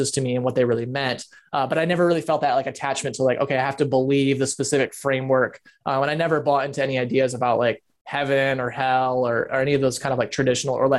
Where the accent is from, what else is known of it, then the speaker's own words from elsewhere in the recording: West Michigan, United States; I grew up in Michigan, where my parents started a mega church